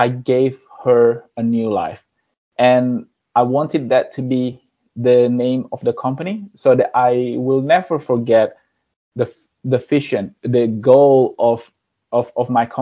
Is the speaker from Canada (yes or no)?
no; Indonesia; moved away; I came from Indonesia. I was born there and I grew up there.